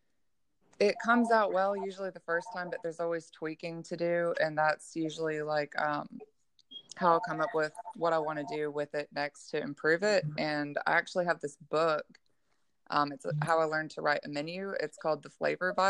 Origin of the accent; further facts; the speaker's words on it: Gulfport, Mississippi, United States; I'm from Gulfport, Mississippi